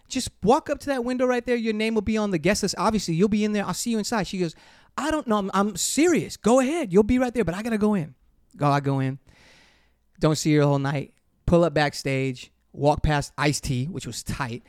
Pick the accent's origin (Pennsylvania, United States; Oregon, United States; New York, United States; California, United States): California, United States; Inglewood; growing up in Inglewood